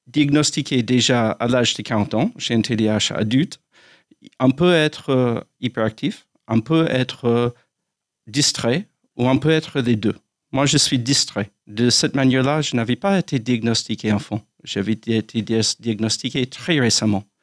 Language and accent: French; United States; French is a second language; moved away as an adult; now in France; Je suis américain.